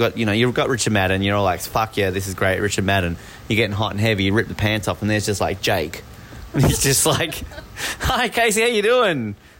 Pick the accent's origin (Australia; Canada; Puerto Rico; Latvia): Australia; now in New York City, United States; I'm an Australian.